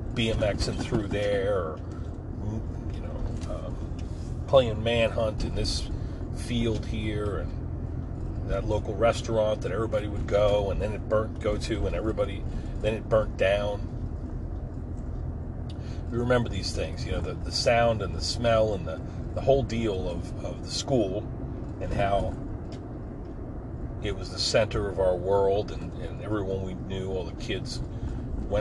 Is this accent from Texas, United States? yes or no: no; Forked River, New Jersey, United States; my hometown of Forked River